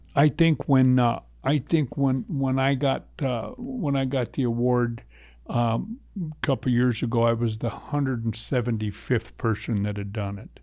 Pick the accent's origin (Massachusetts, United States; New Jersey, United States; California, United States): California, United States; Southern; moved away; where I was raised in Southern California